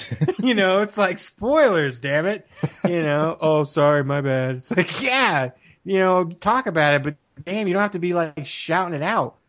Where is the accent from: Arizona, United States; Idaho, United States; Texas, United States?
Arizona, United States; also born or lived in Washington, D.C. / Laurel, Maryland; they moved out shortly after I was born to over here in Arizona, and I've been here ever since